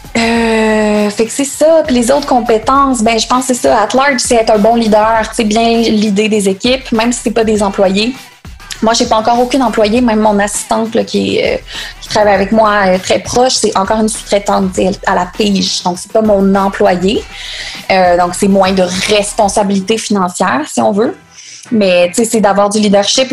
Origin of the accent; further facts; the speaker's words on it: Quebec City, Quebec, Canada; Je viens de Québec